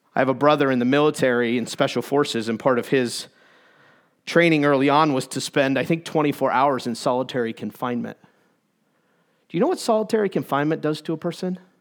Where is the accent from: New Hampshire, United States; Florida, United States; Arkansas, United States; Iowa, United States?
New Hampshire, United States; Concord; moved away as an adult; I grew up in New Hampshire. That's my excuse, okay? That's, that's my home from where I, that's where I grew up, 0 to 18. Concord, New Hampshire